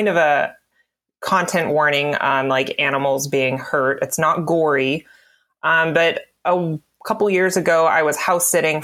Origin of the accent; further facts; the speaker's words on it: the South, United States; I have Appalachian, Pennsylvania Dutch, and I was raised in the South